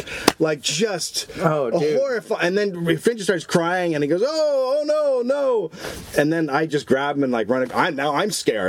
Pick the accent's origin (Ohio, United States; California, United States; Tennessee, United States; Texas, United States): California, United States; Sleepy Hollow; I grew up in Marin, but I grew up in Sleepy Hollow, which was like, hey, let's just get white people here.